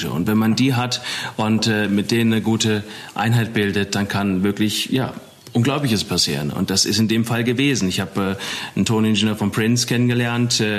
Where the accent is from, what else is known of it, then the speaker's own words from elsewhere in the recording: Eppstein, Hesse, Germany; ja, von Wiesbaden oder von Epstein. Ich komme ursprünglich aus Epstein